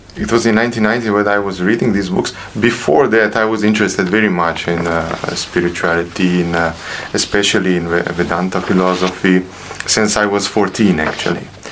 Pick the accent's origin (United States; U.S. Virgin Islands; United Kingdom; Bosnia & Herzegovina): Bosnia & Herzegovina; Sarajevo, Federation of Bosnia and Herzegovina; moved away as an adult; now in Slovenia; I was born in Sarajevo. I was I grew up there, uh, finished my high school there